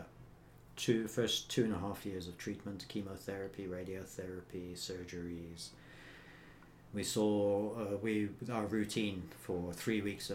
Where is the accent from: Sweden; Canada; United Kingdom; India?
United Kingdom; moved away as an adult; now in South Africa; Coming from directly from a part of the UK where they barely speak English